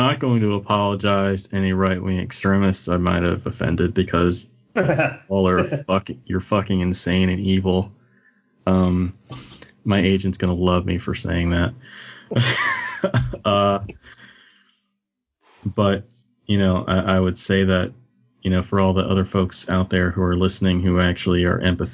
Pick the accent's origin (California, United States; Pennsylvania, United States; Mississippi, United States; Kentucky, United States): Kentucky, United States; moved away; I had no concept of Catholicism until after I left Kentucky.